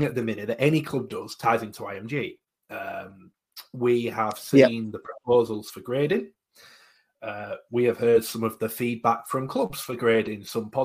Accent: Halifax, Yorkshire and the Humber, United Kingdom; I'm from Halifax.

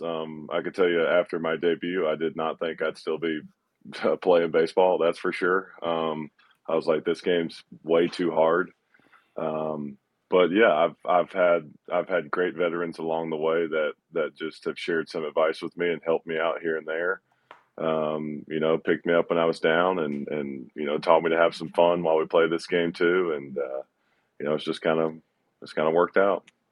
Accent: Georgia, United States; being from Georgia in my hometown

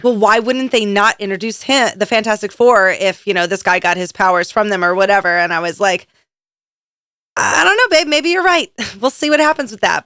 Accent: Philadelphia, Pennsylvania, United States; I'm from Philadelphia?

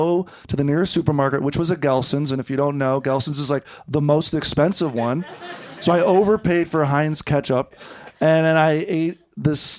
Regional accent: East Coast, United States; now in Los Angeles, United States; I'm from the East Coast

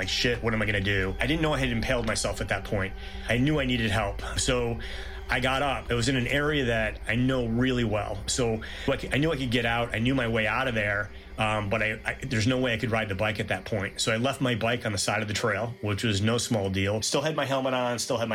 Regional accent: Norfolk, Massachusetts, United States; I'm from Norfolk, Massachusetts

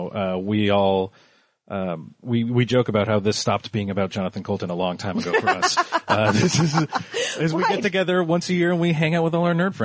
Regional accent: Montreal, Quebec, Canada; I grew up in Montreal

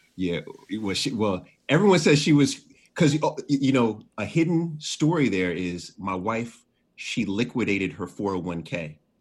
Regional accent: Jamaica; also born or lived in Washington, D.C.; I'm Jamaican, you know, so I have 10 jobs.

